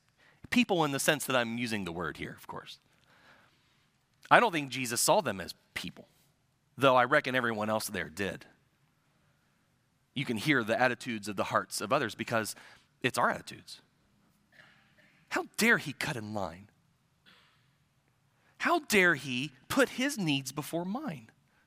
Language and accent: English; Midwest, United States; I'm a transplant from the Midwest. So I'm not originally from here